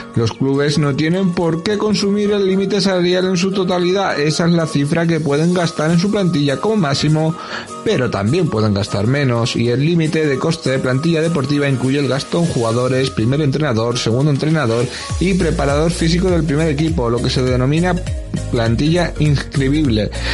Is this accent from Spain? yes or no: yes; Spain; somos españoles